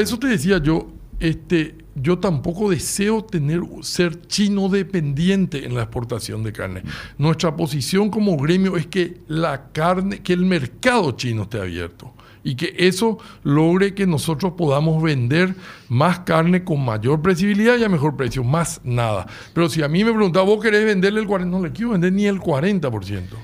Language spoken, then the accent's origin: Spanish; Paraguay